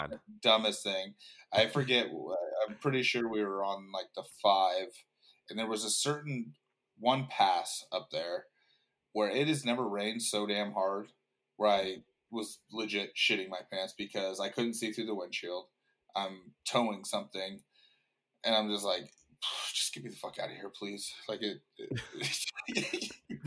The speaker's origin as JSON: {"language": "English", "town": "Thousand Oaks", "region": "California", "country": "United States", "tie": "born or raised there", "also_born_or_lived": "Los Angeles", "said": "I grew up in Thousand Oaks my whole entire life"}